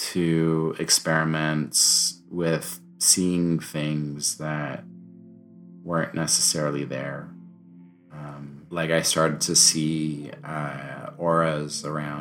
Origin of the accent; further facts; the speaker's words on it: France; I grew up in France